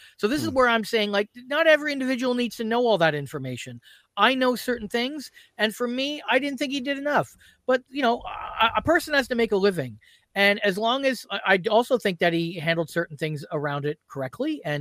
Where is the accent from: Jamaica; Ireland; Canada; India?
Canada; Brantford, Ontario; So I grew up in Brantford, Ontario, and that's obviously where Wayne Gretzky's from